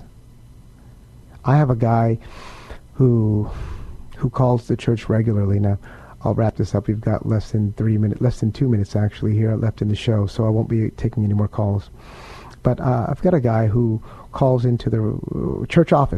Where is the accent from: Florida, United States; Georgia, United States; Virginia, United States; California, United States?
California, United States; San Diego; now in San Antonio, United States; We grew up together in San Diego, California